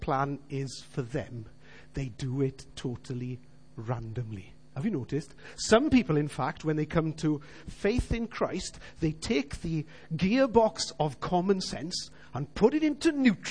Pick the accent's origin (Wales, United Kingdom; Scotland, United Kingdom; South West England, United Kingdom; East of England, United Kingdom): Wales, United Kingdom; We all as Welsh people know what hiraeth is.